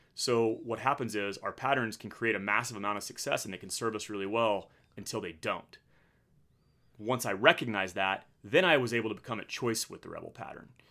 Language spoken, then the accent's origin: English; Midland, Texas, United States; moved away as an adult; also born or lived in Annapolis, Maryland / Pensacola, Florida / Virginia Beach, Virginia / San Diego, California; I grew up in Midland, Texas, which is the oil and gas capital of the world